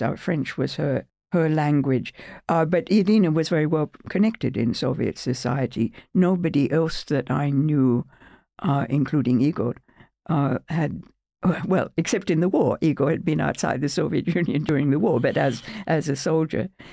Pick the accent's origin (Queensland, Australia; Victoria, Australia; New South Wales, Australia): Victoria, Australia; Melbourne; moved away as an adult; also born or lived in United Kingdom / United States; I'm a professor at, at, at, at Australian Catholic University in Melbourne, my hometown